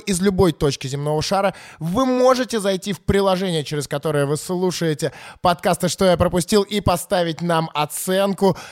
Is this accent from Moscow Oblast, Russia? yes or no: no; Saint Petersburg, Russia; я вообще из Питера